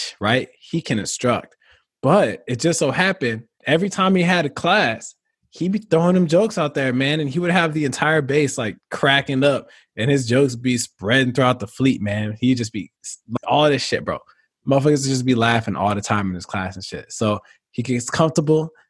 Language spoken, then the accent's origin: English; Illinois, United States; I'm from Illinois as well